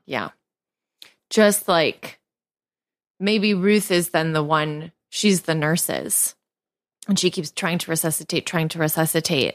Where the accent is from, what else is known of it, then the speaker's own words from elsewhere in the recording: New York, United States; as a New Yorker